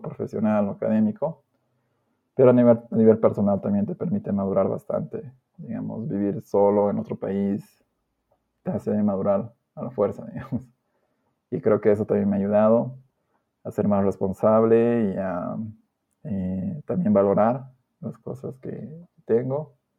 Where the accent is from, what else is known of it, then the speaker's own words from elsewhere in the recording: La Paz, Bolivia; yo soy de la ciudad de La Paz, nacido y criado acá